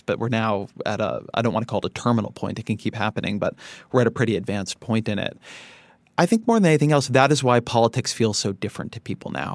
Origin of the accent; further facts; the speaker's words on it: Irvine, California, United States; also born or lived in Washington, D.C.; I grew up in Irvine, California.